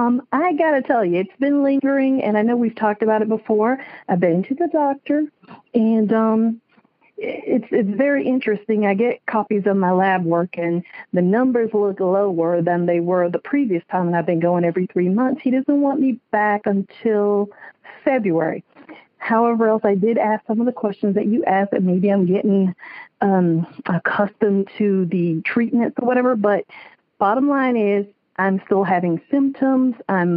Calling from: West Palm Beach, Florida, United States; Yes, I'm calling from West Palm Beach, Florida.

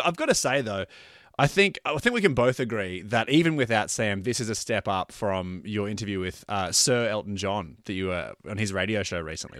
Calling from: Brisbane, Queensland, Australia; I'm recording from Brisbane, which is a pretty, you know, it's a town that has a lot of history with the band.

